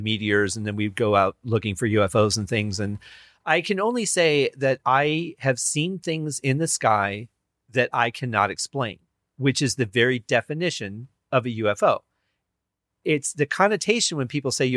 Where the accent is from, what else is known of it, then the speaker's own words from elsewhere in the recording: Michigan, United States; I grew up in Michigan, so we were not far from Ohio.